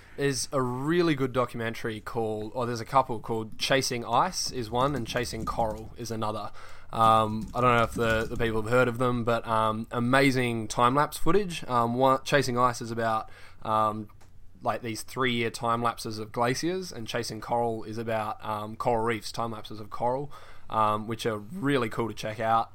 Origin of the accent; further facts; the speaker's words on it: Perth, Western Australia, Australia; moved away as an adult; now in Bristol, United Kingdom; I'm from Perth, uh, Western Australia